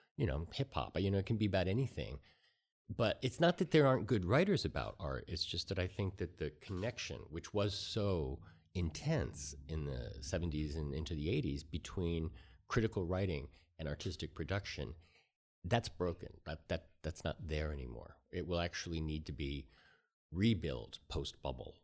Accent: Hudson Falls, New York, United States; I'm from a really small town called Hudson Falls, okay. New York

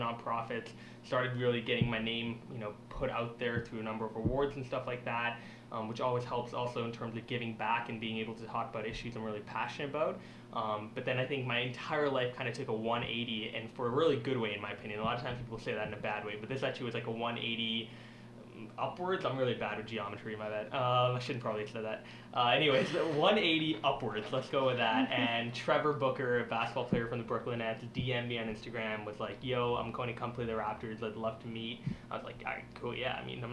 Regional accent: Singapore; now in Canada; I was born in Singapore

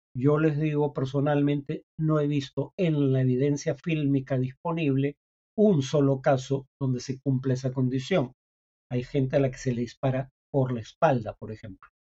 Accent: Peru

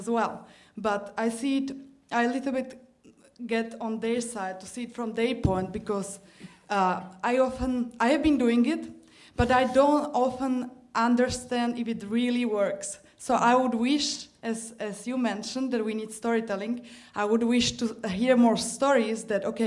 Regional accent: Slovakia; moved away; also born or lived in Germany; I'm from Slovakia

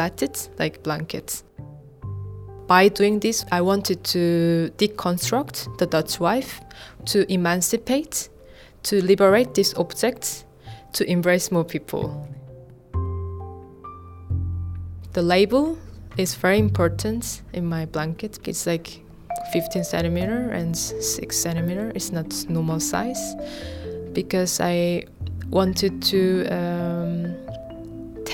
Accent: South Korea; moved away; I'm from South Korea.

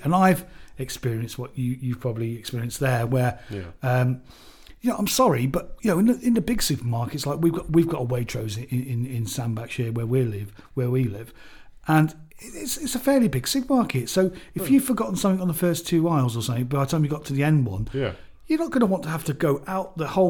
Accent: United Kingdom; being British

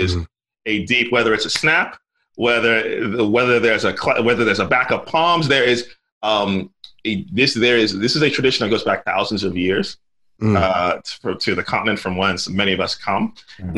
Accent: Central New Jersey, United States; I grew up in Central New Jersey

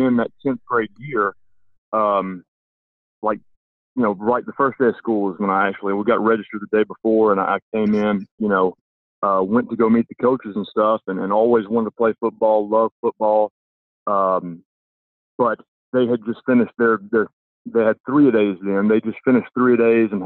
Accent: Yazoo City, Mississippi, United States; from Yazoo City, where I was from, the high school there

